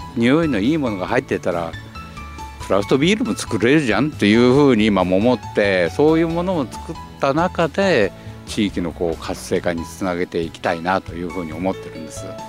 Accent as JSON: {"language": "Japanese", "town": "Nagaoka", "region": "Niigata", "country": "Japan", "tie": "born or raised there", "said": "旧長岡市のあの福道っていうところなんですけどすぐ隣が三島なんです"}